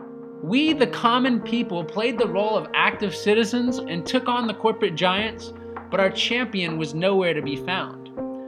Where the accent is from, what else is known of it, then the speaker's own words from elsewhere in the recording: Denton, Texas, United States; my hometown of Denton, Texas